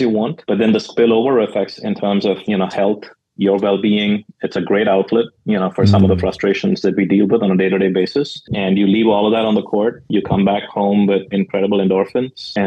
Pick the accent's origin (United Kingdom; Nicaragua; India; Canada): India; moved away as an adult; now in United States; growing up in India